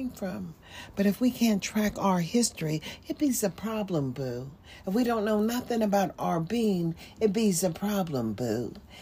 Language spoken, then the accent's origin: English; United States; also born or lived in Nevada; As an American